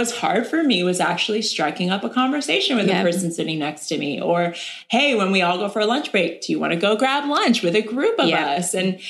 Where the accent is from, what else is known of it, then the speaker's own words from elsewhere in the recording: Erie, Pennsylvania, United States; I have all these people now from my hometown